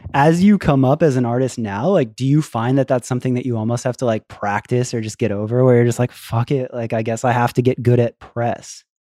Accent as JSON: {"language": "English", "region": "Florida", "country": "United States", "said": "I was from Florida"}